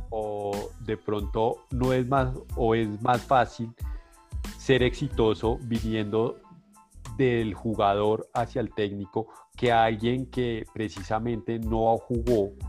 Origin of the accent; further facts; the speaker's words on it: Argentina; Sabemos, como argentino sabemos que tiene